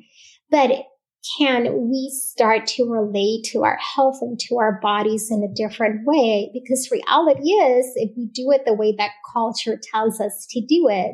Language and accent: English; Puerto Rico; first language Spanish; English is a second language; moved away as an adult; now in Texas, United States; I am born and raised in Puerto Rico. My first language is Spanish